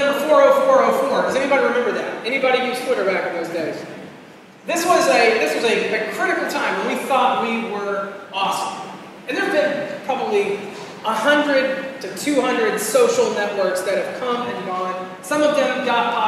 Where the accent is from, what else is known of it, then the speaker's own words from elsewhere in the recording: Florida, United States; I'm from Florida.